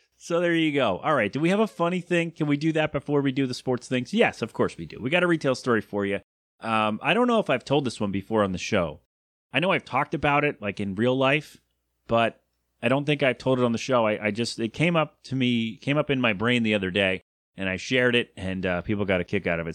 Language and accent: English; United States; an American